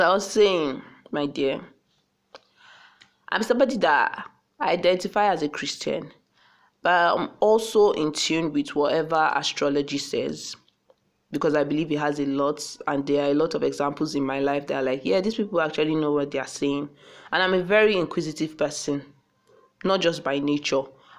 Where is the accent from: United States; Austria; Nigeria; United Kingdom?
Nigeria; Akwa Ibom; I just sounded like a Yoruba person, and I'm from Akwa Ibom